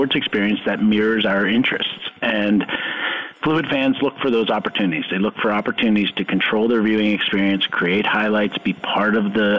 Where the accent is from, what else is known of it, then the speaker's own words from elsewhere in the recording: New York, United States; I grew up in New York